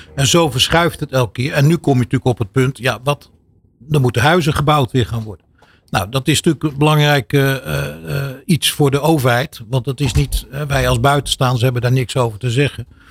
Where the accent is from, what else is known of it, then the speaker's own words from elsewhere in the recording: Netherlands; also born or lived in Turkey (ancestry); wij als Nederlanders hè, en als Turkse Nederlanders